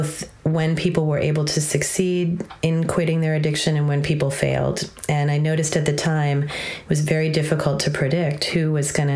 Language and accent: English; Southern California, United States; I grew up in Southern California